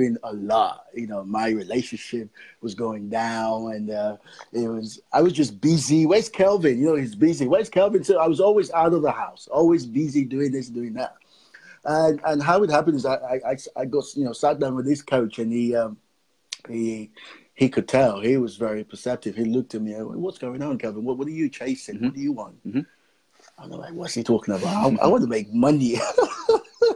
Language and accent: English; Nigeria; also born or lived in Fareham, Gosport area, United Kingdom; now in Gosport, United Kingdom; I'm originally from Nigeria, and I'm based here in the UK.